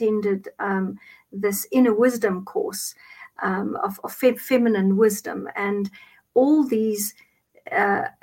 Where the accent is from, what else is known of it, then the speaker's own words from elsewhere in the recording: Cape Town, Western Cape, South Africa; English is a second language; now in Johannesburg, South Africa; I'm originally from Cape Town. I reside in Johannesburg just now.